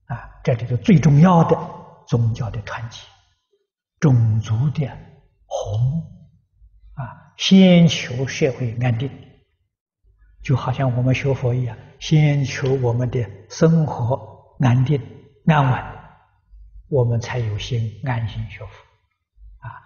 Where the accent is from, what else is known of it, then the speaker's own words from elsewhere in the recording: China; 我们中国人讲的不要无常。